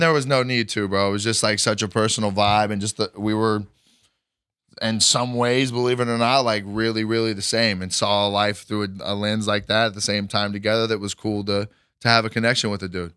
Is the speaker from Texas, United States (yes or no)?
yes; Kerrville, Texas, United States; moved away; Kerrville, Texas